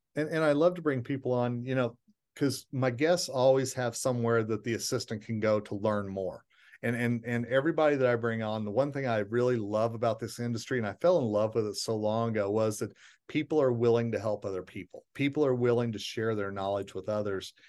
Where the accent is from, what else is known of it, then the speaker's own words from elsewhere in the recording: Tulsa, Oklahoma, United States; my hometown of Tulsa, Oklahoma